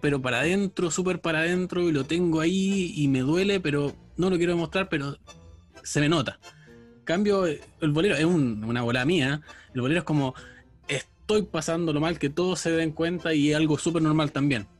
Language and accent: Spanish; Chile; yo soy chileno